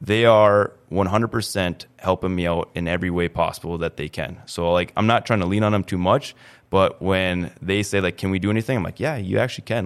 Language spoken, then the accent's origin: English; East Grand Forks, Minnesota, United States; born and raised in East Grand Forks